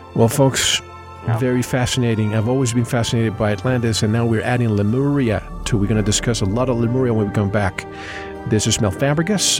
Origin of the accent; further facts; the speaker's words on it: Puerto Rico; now in Tucson, United States; I grew up in the Caribbean in an island.